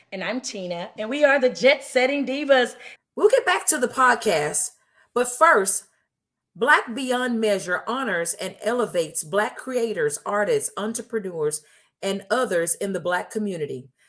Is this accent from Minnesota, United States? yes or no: no; Houston, Texas, United States; we're natives of Houston